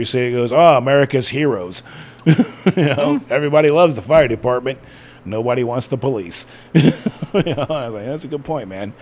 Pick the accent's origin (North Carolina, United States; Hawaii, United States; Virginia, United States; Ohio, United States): Ohio, United States; I grew up in Ohio